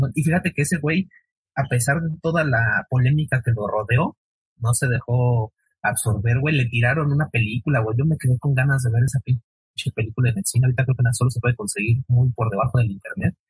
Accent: Mexico City, Mexico; Acá en Iztapalapa, yo soy de Iztapalapa

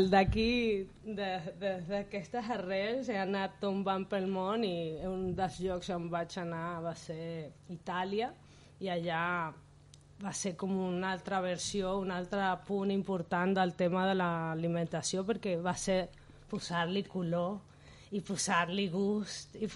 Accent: Caracas, Capital District, Venezuela; moved away as an adult; now in Barcelona, Spain; Jo vaig venir directament des de Venezuela a Barcelona, a viure a Barcelona.

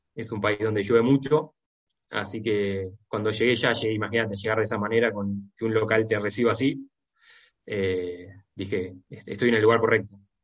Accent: Argentina; Yo, como argentino

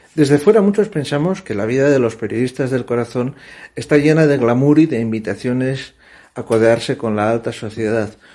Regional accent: Asturias, Spain; now in Madrid, Spain; Somos conscientes los asturianos

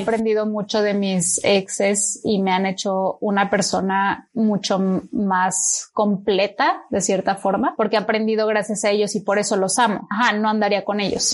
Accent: Mexico; moved away; also born or lived in Chile; soy mexicana

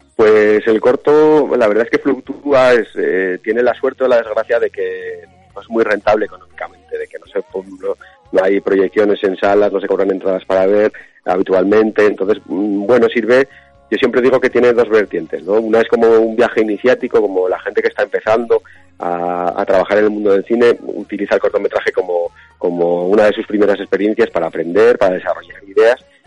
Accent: Aragon, Spain

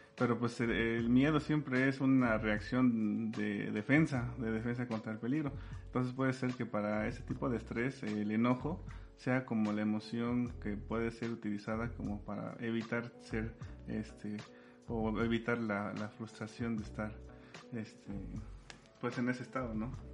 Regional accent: Sierra Norte de Puebla, Mexico; yo soy de la Sierra Norte de Puebla

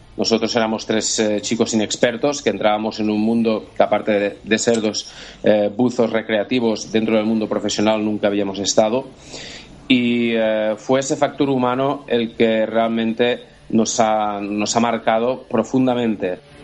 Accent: Andorra; Nosotros somos eh, de Andorra

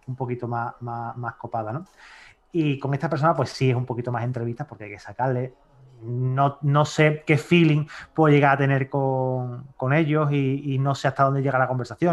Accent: Seville, Andalusia, Spain; aquí cuando nace te dicen Sevilla o Betis.

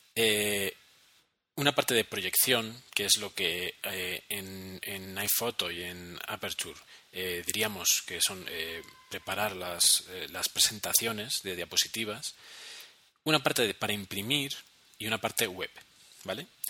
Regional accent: Spain; now in Bogotá, Colombia; llegamos los españoles aquí a, América

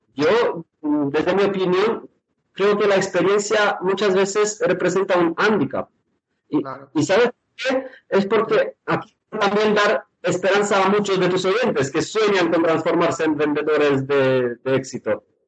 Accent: Romania; moved away as an adult; now in Spain; he pasado mi infancia en Rumanía

